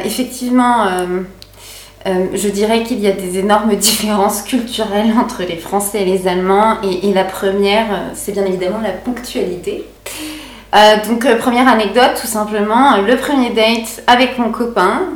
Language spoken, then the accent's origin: French; Paris region, Île-de-France, France; moved away as an adult; now in Berlin, Germany; à l'origine, je viens de la région parisienne